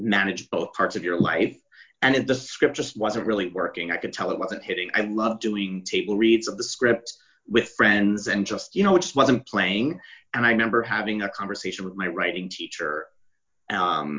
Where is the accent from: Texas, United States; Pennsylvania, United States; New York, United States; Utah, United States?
New York, United States; New York City; moved away as an adult; now in Los Angeles, United States; I grew up on the Upper East Side. So in New York